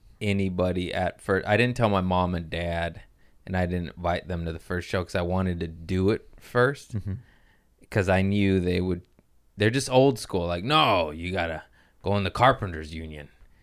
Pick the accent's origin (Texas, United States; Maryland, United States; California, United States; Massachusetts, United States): California, United States; Los Angeles; I was born in Harbor City.